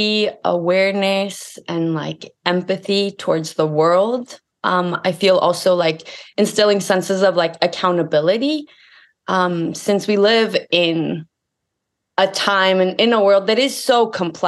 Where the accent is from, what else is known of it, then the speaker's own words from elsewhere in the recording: Ecuador; moved away as an adult; now in St. Louis, United States; I grew up in Ecuador. Then I came to the United States